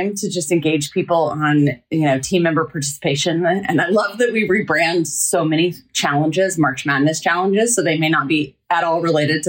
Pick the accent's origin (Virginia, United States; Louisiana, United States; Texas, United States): Texas, United States; I grew up in Texas